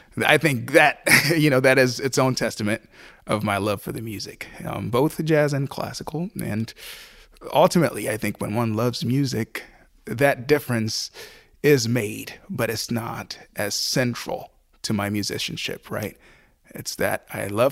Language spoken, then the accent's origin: English; Haiti; now in Buffalo, United States; I grew up in Haiti